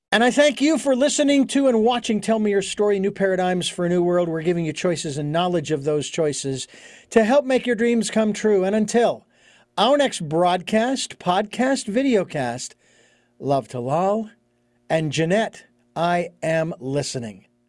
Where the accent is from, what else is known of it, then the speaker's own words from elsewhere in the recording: Phoenix, Arizona, United States; moved away as an adult; Born and raised in Phoenix. I was, lived there for forty-six years